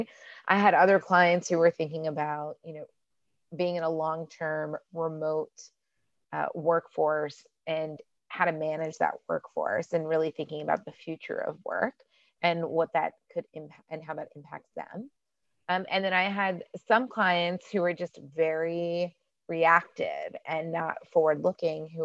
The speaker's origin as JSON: {"language": "English", "town": "Houston", "region": "Texas", "country": "United States", "also_born_or_lived": "Washington, D.C.", "moved": "yes", "lives_now": "Dallas, United States", "said": "I am originally from Houston, actually, but I spent a lot of my career in Washington, D.C."}